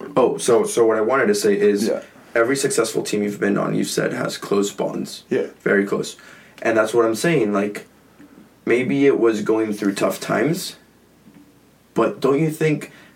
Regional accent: San Diego, California, United States; also born or lived in Mexico; I was born and raised in California. I just like slept for a few years in Mexico, but crossed the border every single morning

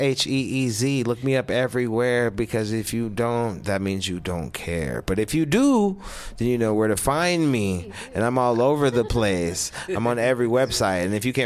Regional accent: Aurora, Colorado, United States; I'm from Aurora, Colorado

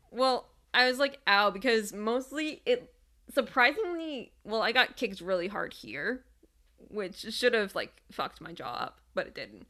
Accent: Detroit, Michigan, United States; I'm from Metro Detroit.

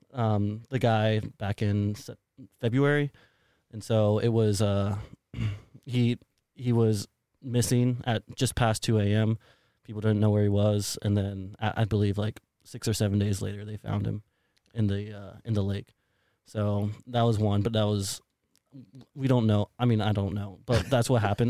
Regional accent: San Antonio, Texas, United States; also born or lived in Colorado Springs, Colorado; now in Austin, United States; I'm born and raised in the San Antonio area

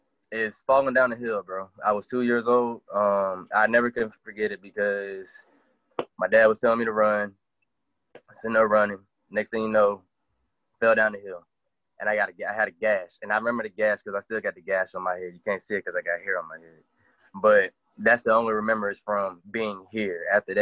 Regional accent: Fort Walton, Florida, United States; born there; I was born in Florida. I was born in actually Fort Walton, out there in Okaloosa County.

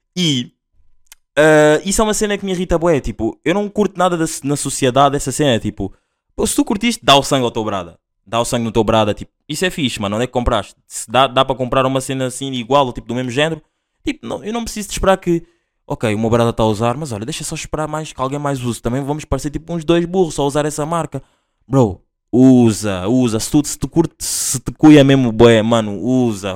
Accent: Linha de Sintra, Lisbon, Portugal; eu sou da LS a linha de Sintra

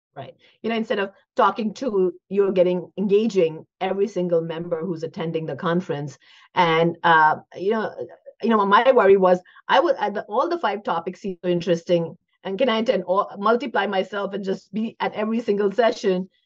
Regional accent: India; now in United States; I grew up in India

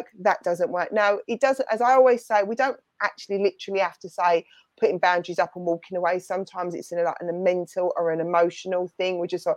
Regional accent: United Kingdom; accent: London-y, Essex-y; my London-y, Essex-y accent gets stronger

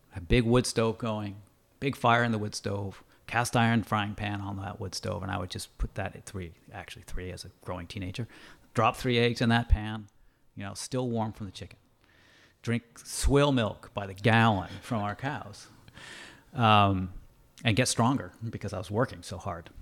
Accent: Andover, Massachusetts, United States; now in Canada; I grew up in Andover, Massachusetts

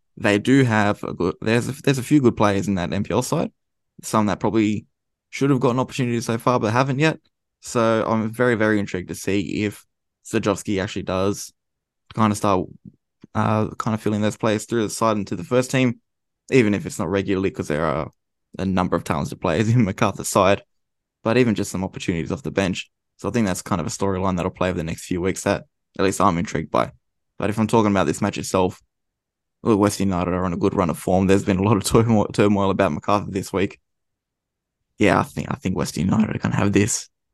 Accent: Australia; we're from Australia.

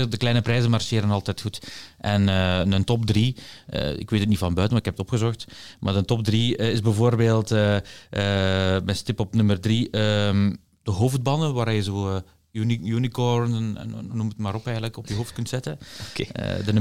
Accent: Aalst, Flanders, Belgium; born there; maar ik ben ook geboren in Aalst, dus eh, op zich...

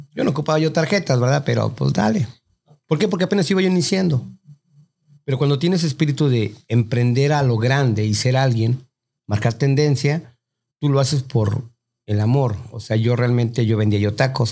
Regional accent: Mexico; moved away; Uno como mexicano

